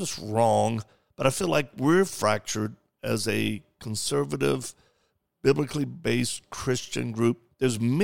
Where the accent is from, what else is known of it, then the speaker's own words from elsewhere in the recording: the South, United States; I'm from the South.